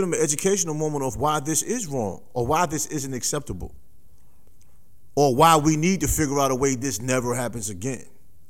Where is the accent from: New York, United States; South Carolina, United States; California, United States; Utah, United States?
New York, United States; growing up in New York, you know, a lot of people work for the state or the city.